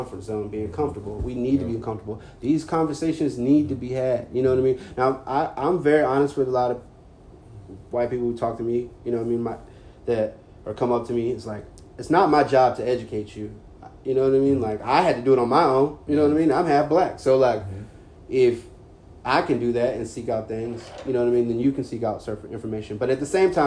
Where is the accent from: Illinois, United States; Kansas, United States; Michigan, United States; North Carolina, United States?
North Carolina, United States; Carrboro; growing up in Carrboro, I grew up in a bubble